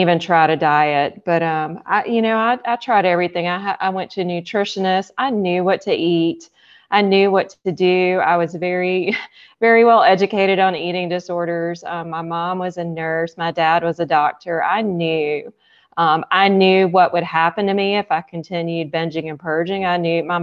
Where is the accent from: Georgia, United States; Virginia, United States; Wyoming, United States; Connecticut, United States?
Georgia, United States; Alpharetta; I'm from Alpharetta, Georgia.